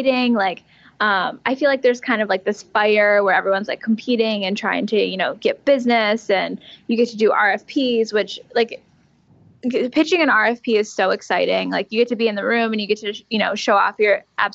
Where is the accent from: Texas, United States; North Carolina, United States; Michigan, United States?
Michigan, United States; also born or lived in Belgium; I'm from Michigan, and my parents are divorced